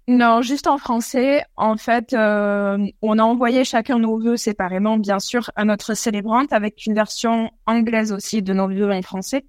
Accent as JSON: {"language": "French", "region": "Pyrenees", "country": "France", "moved": "yes", "lives_now": "Australia", "said": "en France, on est des Pyrénées"}